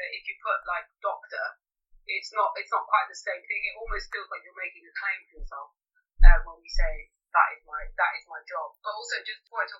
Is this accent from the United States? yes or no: no; Greece; moved away as an adult; also born or lived in London; I grew up in Greece, and I moved to London when I was 18 to study chemistry